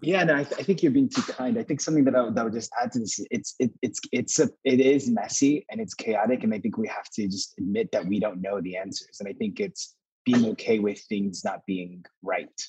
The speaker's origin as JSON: {"language": "English", "country": "United States", "tie": "born or raised there", "also_born_or_lived": "New York / Texas", "said": "I'm I'm an American Muslim, right? Like Pakistani, whatever, right? But I grew up in New York and Texas."}